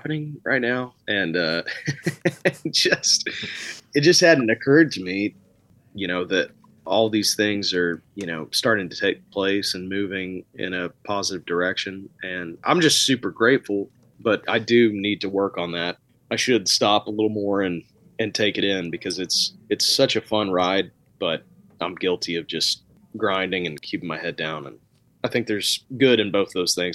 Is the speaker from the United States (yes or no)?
yes; Arkansas, United States; my home state